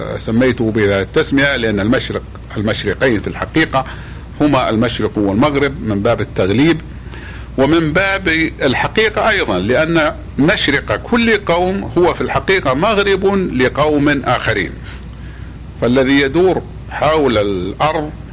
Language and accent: Arabic; Saudi Arabia; في بلادنا المملكة العربية السعودية